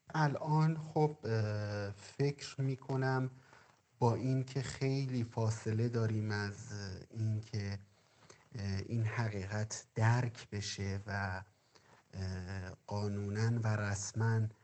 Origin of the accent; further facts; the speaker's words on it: Qazvin, Qazvin Province, Iran; 35 سالمه و از قزوین هستم